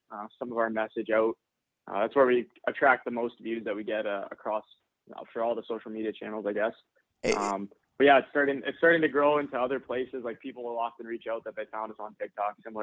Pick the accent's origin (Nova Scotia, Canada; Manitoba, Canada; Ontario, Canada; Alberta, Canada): Ontario, Canada; Windsor; born or raised there